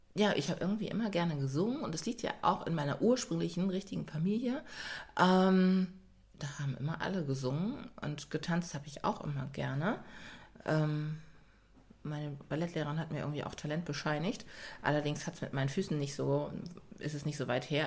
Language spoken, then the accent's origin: German; Germany; also born or lived in Ghana (parents' origin); Ich bin ja bei Pflegeeltern groß geworden und äh, zu denen bin ich gekommen, da war ich fünf Monate alt. Und aber tatsächlich haben wir in Stadthoop gelebt